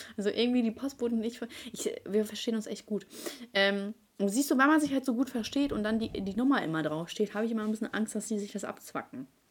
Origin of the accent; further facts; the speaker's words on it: Ukraine; now in Germany; meine Mutter und ich, wir kommen aus der Ukraine und meine Mutter hatte die schlechteste Stellung hier in Deutschland